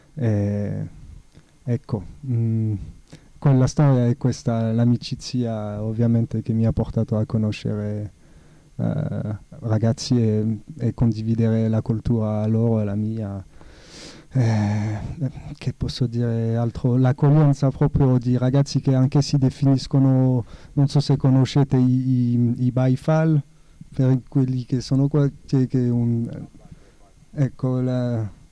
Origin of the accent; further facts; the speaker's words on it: France; Italian is a second language; now in Italy; essendo francese, prima di arrivare in Italia